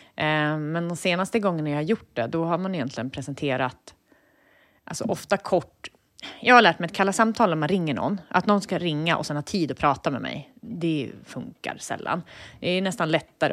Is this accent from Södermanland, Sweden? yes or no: yes; Eskilstuna, Södermanland, Sweden; Jag kommer från Eskilstuna